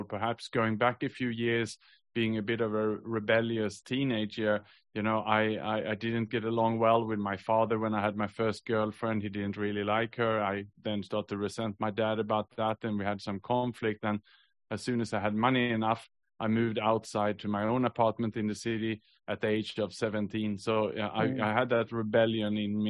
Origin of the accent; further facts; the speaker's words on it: Sweden; moved away as an adult; also born or lived in Australia / Southeast Asia; now in Singapore; I was born in Sweden, but I actually moved to Australia when I was 22